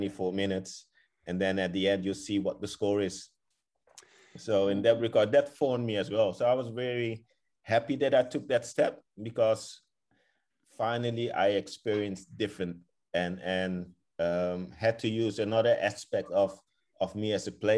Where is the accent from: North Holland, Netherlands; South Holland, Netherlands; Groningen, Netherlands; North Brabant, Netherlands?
South Holland, Netherlands; Rotterdam; moved away as an adult; also born or lived in Kraków, Poland; growing up in Holland